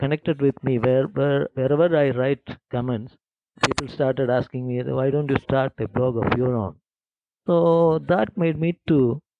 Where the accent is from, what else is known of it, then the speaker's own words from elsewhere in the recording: Kerala, India; first language Malayalam; English is a second language; now in Hyderabad, India; I am in fact from Kerala. At another southern state in India.